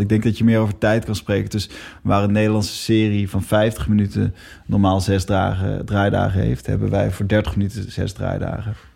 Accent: Netherlands; we als Nederlanders

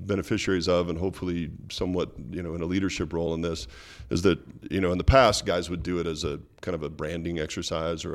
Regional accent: Walla Walla, Washington, United States; Walla Walla, which is my hometown.

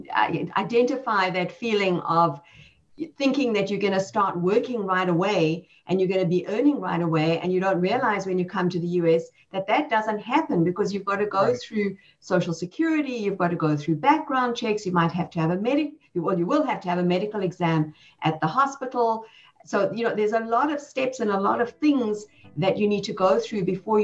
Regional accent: South Africa; moved away as an adult; now in United States; I came here 20 years ago. I had two little children. I came from South Africa.

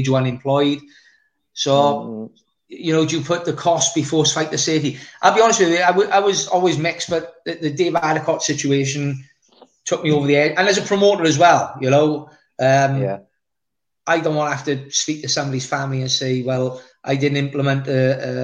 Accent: Wales, United Kingdom

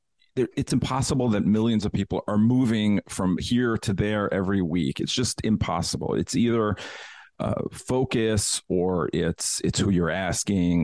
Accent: New York, United States; born or raised there

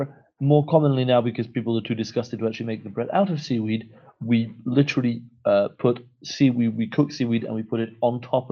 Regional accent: Wales, United Kingdom; I come from Wales

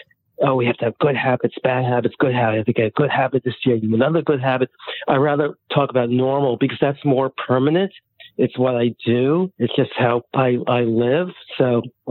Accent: New York City, New York, United States; I grew up in the Bronx, New York City.

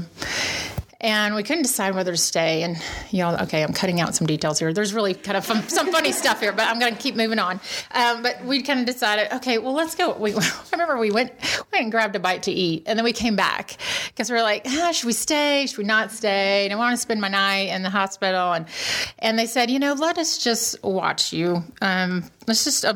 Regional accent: Kansas, United States; moved away as an adult; now in Milwaukee, United States; I grew up in Kansas, and I was in Kansas City

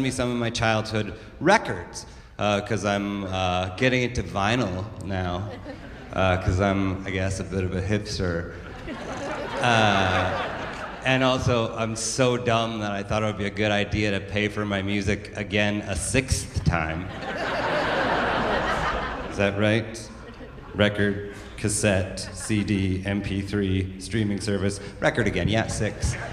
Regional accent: Alberta, Canada; now in Toronto, Canada; I grew up in the Bible Belt of uh, southern Alberta, and uh, well, even as a little kid, I always wanted to grow up and move to a big city like Toronto.

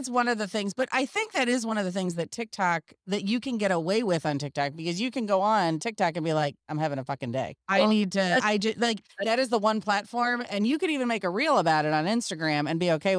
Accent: Potomac, Maryland, United States; I'm from Potomac

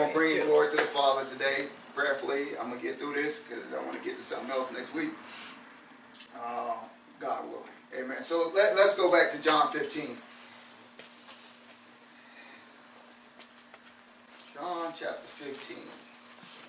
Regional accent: New York City, New York, United States; I grew up in New York City

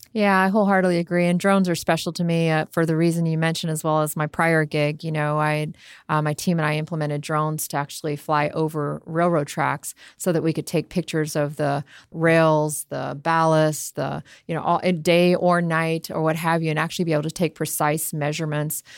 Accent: Miami, Florida, United States; also born or lived in Jamaica / Tampa Bay, Florida; I spent most of my life in Miami, Fort Lauderdale. Grew up there.

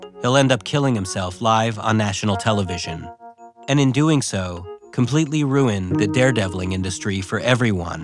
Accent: Canada; as a Canadian

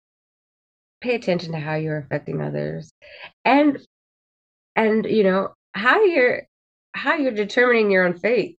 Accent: Fresno, California, United States; I am from Fresno, California. I've been here my entire life

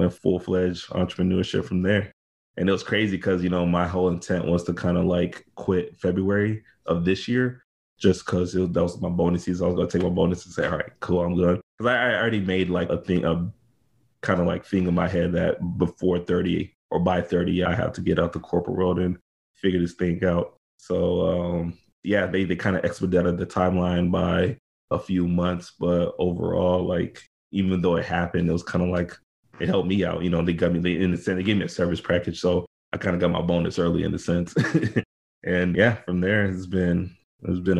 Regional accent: Houston, Texas, United States; Born and raised in Houston, Texas. Pretty much been in Texas all of my life

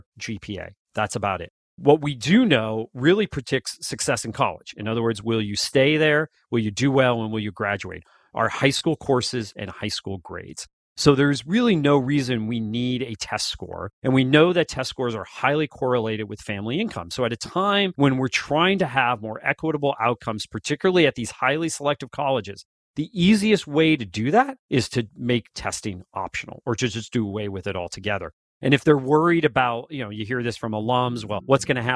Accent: Wilkes-Barre, Pennsylvania, United States; I grew up in Wilkes-Barre, Pennsylvania, northeastern section of Pennsylvania.

